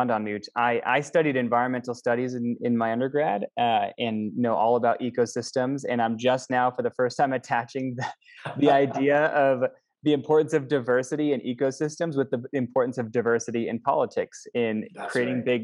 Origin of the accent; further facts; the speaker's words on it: Midwest, United States; I'm from the Midwest